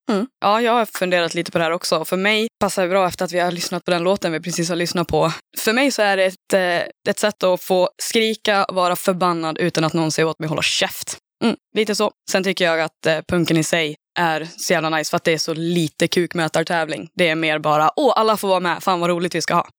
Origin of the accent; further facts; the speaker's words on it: Dalarna County, Sweden; accent: dalmål; now in Gothenburg, Sweden; Det är ju jag, Gammo och John som är från Dalarna allihop